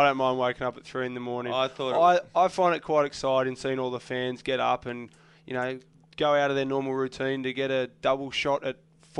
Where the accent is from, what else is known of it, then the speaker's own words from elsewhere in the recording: Sydney, New South Wales, Australia; I'm from Coogee.